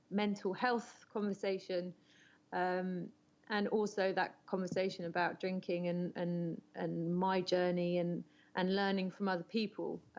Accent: South West England, United Kingdom; now in France; So I live in France, but I'm originally from England, from the southwest, um, but I've lived a bit all over uh, the UK and France.

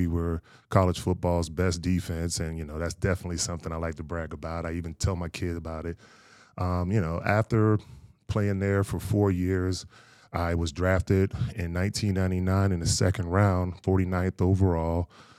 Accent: Fayetteville, North Carolina, United States; born there; also born or lived in Fort Knox, Kentucky / Aberdeen Proving Ground; I was born in Fayetteville, North Carolina, very much a military kid. My mother was in the military, so I grew up kind of all over the United States.

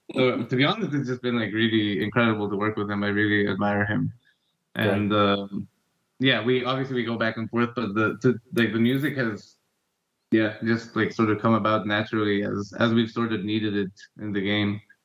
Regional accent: Ecuador; moved away as an adult; also born or lived in United States; growing up in Ecuador around this time

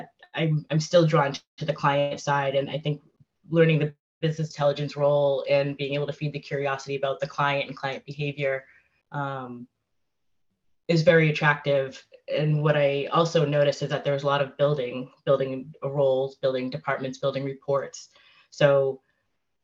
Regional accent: Framingham, Massachusetts, United States; my hometown of Framingham, Massachusetts

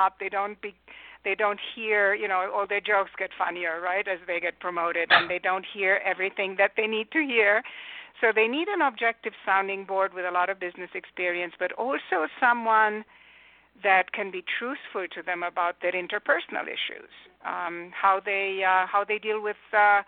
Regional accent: Romania; English is a second language; also born or lived in United Kingdom / Germany; now in California, United States; I was not born in the U.S. I grew up in communist Romania

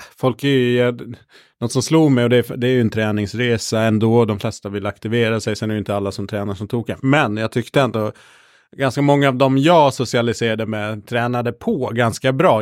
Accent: Gotland, Sweden; Jag är uppvuxen på Gotland

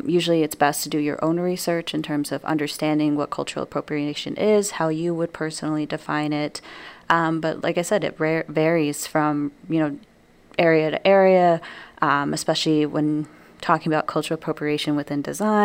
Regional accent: New Mexico, United States; now in Wisconsin, United States; leaving my home state of New Mexico. So in New Mexico, I'm surrounded not only by my own culture

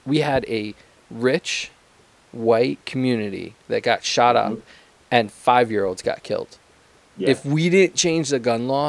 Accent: Connecticut, United States; so I'm from Connecticut

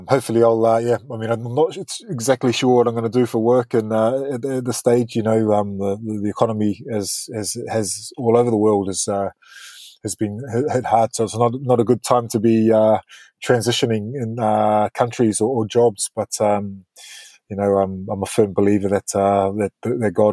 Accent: Auckland, New Zealand; moved away as an adult; also born or lived in Brisbane, Australia / Norwich, United Kingdom; now in United Kingdom; I grew up in New Zealand, but spent 5 years in Queensland

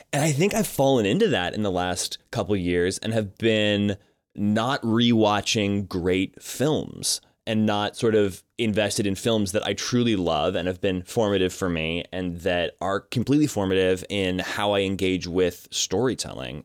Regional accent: Colorado, United States; I grew up in Colorado

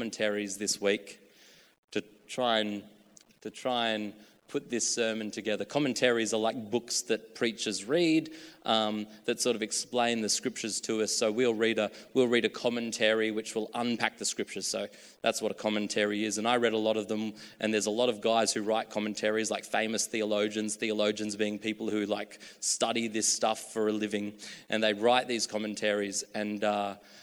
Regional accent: Australia; moved away; also born or lived in the coast (NSW); I was a kid from a small country town of 5,000 people

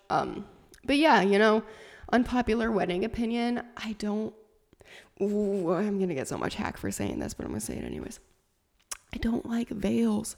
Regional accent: Sac City, Iowa, United States; moved away; that is my hometown, little town of Shaler, Iowa

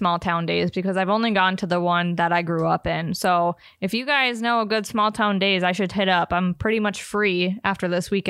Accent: North Dakota, United States; I grew up in Horse, North Dakota

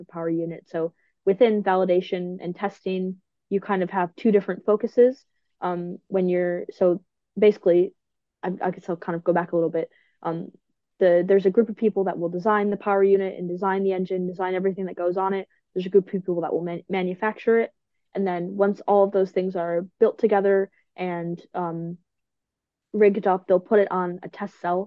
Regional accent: United States; as an American

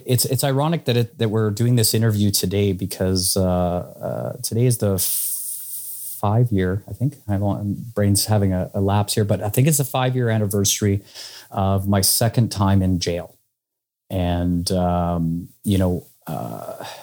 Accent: Saskatoon, Saskatchewan, Canada; I'm from Saskatoon, Saskatchewan

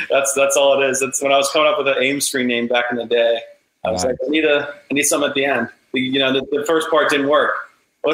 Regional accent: Annapolis, Maryland, United States; I grew up Annapolis. I love, it's my hometown. I'm still in Maryland, but I'm not in Annapolis, but I'm very close

